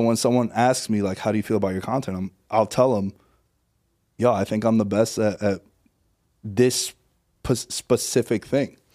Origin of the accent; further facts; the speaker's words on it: New York City, New York, United States; moved away as an adult; now in Las Vegas, United States; I'm from Queens originally